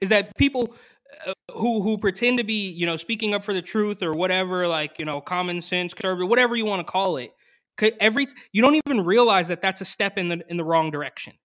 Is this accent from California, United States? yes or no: yes; Bay Area, California, United States; I grew up in the Bay Area